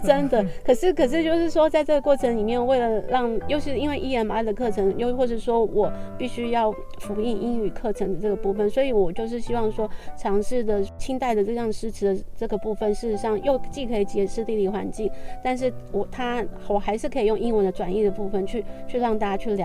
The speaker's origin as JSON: {"language": "Chinese", "country": "Taiwan", "tie": "born or raised there", "said": "因为我过去也是在台湾长大的"}